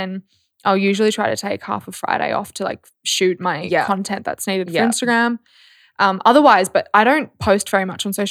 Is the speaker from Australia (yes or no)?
yes; Australia; I'm an Aussie girl through and through.